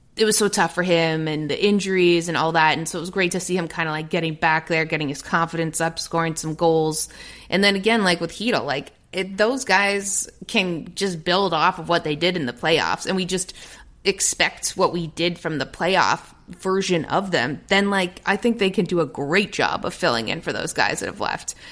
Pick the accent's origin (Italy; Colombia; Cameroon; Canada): Canada; Toronto, Ontario; moved away as an adult; also born or lived in England / Los Angeles; a Toronto native